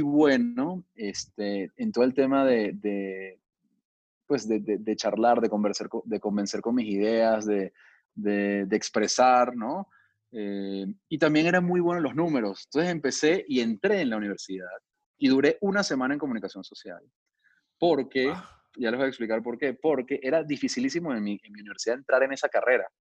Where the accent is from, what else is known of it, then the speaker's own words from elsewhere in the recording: Venezuela; moved away as an adult; also born or lived in Miami, United States / Brazil; now in Mexico; soy venezolano de nacimiento, pero tengo ya muchos años radicado en México